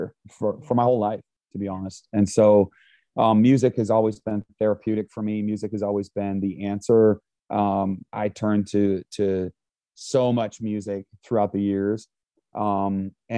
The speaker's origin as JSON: {"language": "English", "region": "Vermont", "country": "United States", "tie": "born or raised there", "said": "growing up in Vermont, Vermont is 2% Christian"}